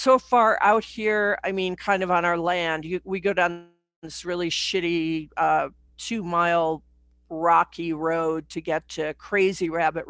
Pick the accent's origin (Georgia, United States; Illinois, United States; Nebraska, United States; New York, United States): Illinois, United States; Chicago; moved away as an adult; now in Santa Fe, United States; I was brought up in Chicago